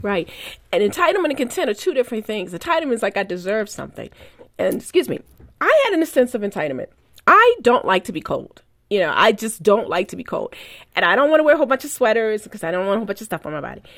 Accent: Baltimore, Maryland, United States; born or raised there

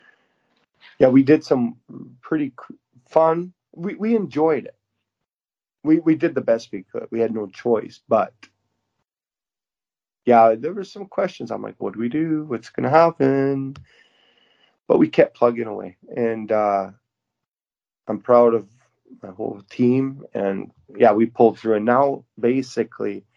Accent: Moose Jaw, Saskatchewan, Canada; moved away as an adult; now in Yokohama, Japan; I'm from Moose Jaw, and I'm able to bring kids back and experience a little bit of my childhood

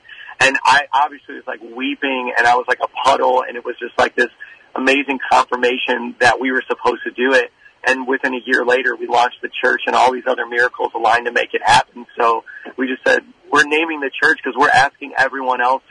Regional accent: Indiana, United States; now in New York City, United States; I'm from Indiana, which is in the Midwest

